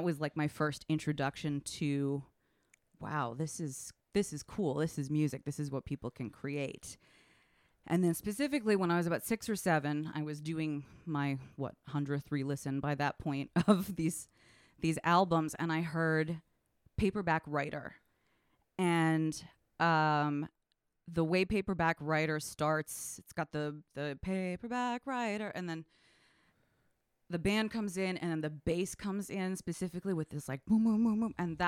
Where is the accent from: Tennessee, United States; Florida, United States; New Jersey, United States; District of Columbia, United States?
District of Columbia, United States; Washington; I grew up in Washington, D.C., and I was at the grocery store with my mom.